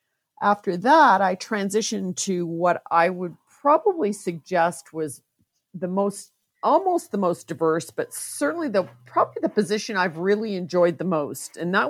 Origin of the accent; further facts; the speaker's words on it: Canada; also born or lived in Val-d'Or, Quebec; Originally, I'm Canadian, born in Val-d'Or, Quebec, and lived and moved throughout most of Canada as my dad was military.